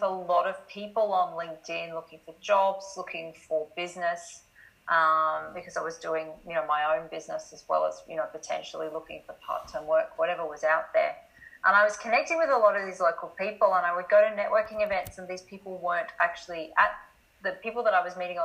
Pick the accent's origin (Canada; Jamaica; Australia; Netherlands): Australia; accent: Australian; moved away as an adult; also born or lived in Scotland; I'm obviously Australian by the accent.